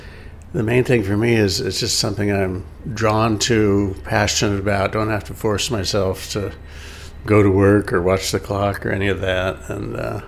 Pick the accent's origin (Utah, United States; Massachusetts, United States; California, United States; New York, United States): California, United States; also born or lived in Cocoa Beach, Florida; that I had a surprising amount of clout just because I was from California.